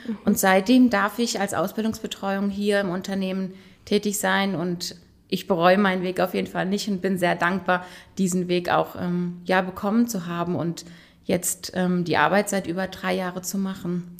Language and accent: German; Frankenthal, Rhineland-Palatinate, Germany; Ich bin in Frankenthal geboren und aufgewachsen